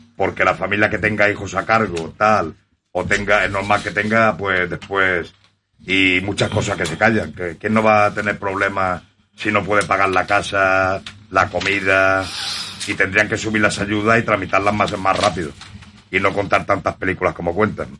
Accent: Mallorca, Balearic Islands, Spain; siendo de aquí. Y soy mallorquín

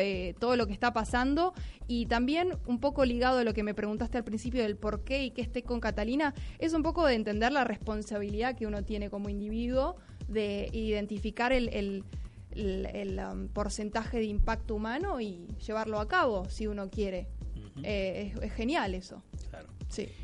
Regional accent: Buenos Aires, Argentina; soy de Buenos Aires, Argentina

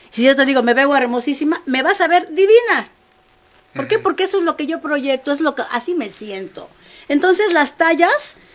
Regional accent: Mexico; Pues no, soy costeña. Los, las costeñas no somos flacas.

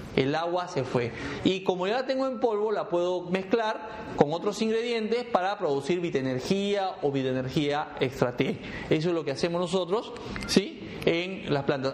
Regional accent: Peru; moved away; mi país

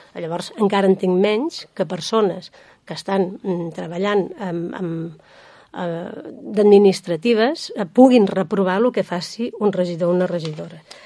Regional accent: Sant Sadurní d'Anoia, Catalonia, Spain; les persones que som de Sant Sadurní i que vivim

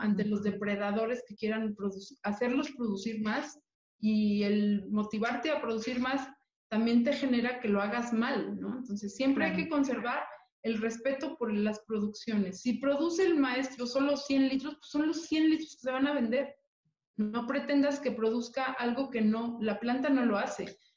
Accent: Mexico City, Mexico; como mexicana, orgullosa de mi tradición, de mi cultura, y siendo una mujer de la Ciudad de México, completamente azteca

